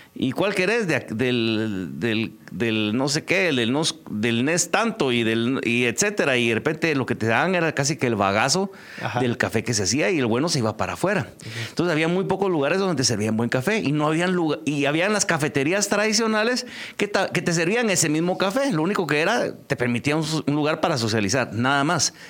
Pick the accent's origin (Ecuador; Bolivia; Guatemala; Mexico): Guatemala; somos bien los guatemaltecos